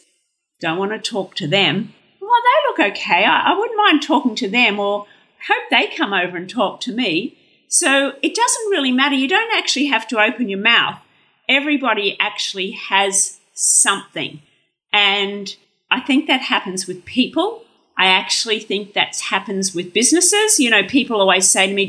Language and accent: English; Brisbane, Queensland, Australia; I grew up in Brisbane